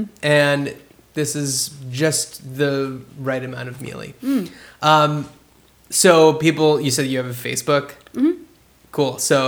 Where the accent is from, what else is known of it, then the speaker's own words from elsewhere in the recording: New Jersey, United States; I am from New Jersey.